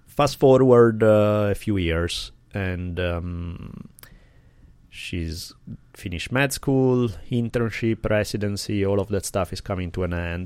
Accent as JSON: {"language": "English", "country": "Italy", "tie": "born or raised there", "said": "I grew up skiing in the Alps in Italy"}